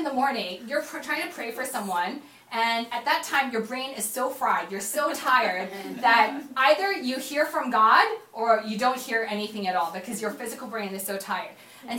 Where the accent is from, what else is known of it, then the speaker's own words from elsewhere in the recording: Hong Kong; also born or lived in Korea; And if I think about some of the crazy, like a Korean growing up in Hong Kong, actually, my dad had the choice of going to, the reason why we grew up in Hong Kong is because my dad's company sent him to Hong Kong.